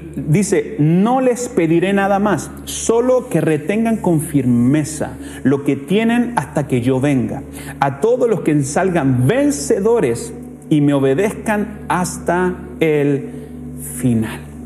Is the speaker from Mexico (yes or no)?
no; Chile; nosotros como chilenos tenemos una cultura de deshonra